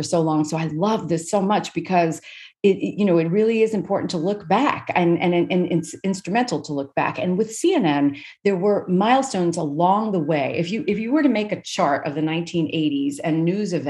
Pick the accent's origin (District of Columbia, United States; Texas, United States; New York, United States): New York, United States; New York City; I grew up in Brooklyn